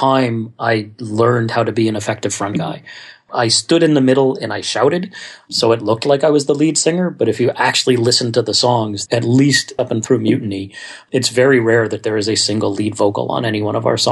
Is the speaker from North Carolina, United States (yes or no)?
no; Scarsdale, New York, United States; we grew up in Scarsdale, New York